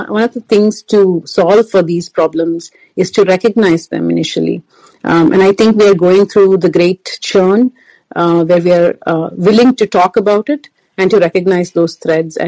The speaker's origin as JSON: {"language": "English", "country": "India", "moved": "yes", "lives_now": "United States", "said": "I live in the United States. I'm from India."}